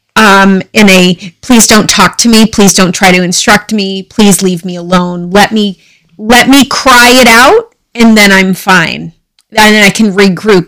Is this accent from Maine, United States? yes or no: yes; Dexter, Maine, United States; I was uh, born and raised in Dexter, Maine